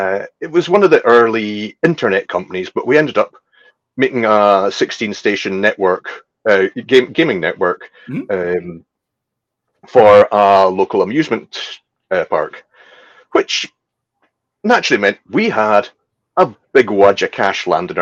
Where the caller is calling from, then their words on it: Isle of Skye, Scotland, United Kingdom; Well, I am coming in from Scotland. I'm actually on the Isle of Skye in Scotland, one of the rural communities.